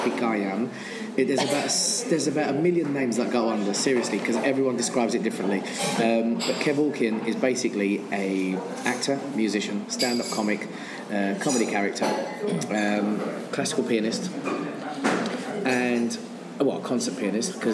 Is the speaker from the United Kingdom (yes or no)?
yes; England, United Kingdom; I was born and raised in England. Okay. My parents were born in Armenia